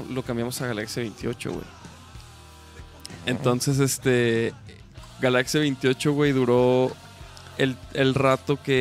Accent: Chihuahua, Mexico; moved away; cuando yo me vine de Chihuahua para acá, me, me vine manejando, güey.

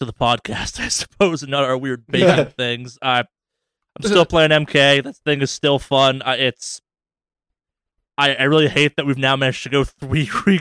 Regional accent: Northeast, United States; I'm from the Northeast where we will deep fry a pizza

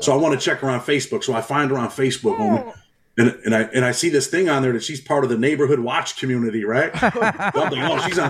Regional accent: New York, United States; I'm from New York

